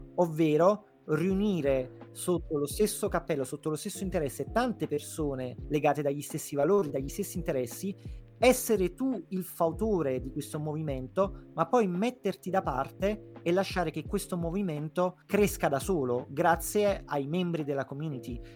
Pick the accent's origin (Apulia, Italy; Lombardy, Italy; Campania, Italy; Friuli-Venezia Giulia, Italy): Campania, Italy; Naples; proprio da napoletano